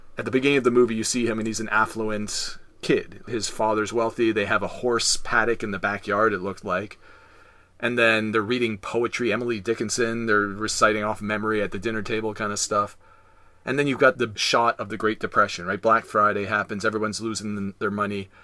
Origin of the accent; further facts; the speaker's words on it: Canada; we're Canadian, we learn French.